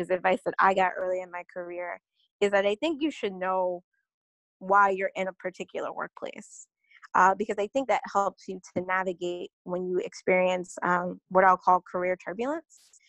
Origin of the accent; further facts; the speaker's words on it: North Carolina, United States; now in New York City, United States; I currently live in New York City, but born and raised in North Carolina